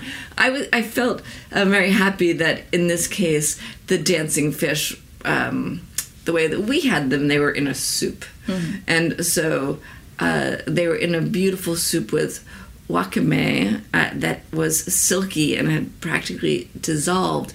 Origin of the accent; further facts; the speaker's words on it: New York, United States; my home state of New York